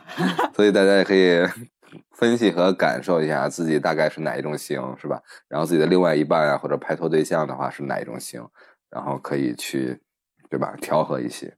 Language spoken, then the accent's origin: Chinese; Beijing, China; 我们北京，北京人管这个叫“扒眼儿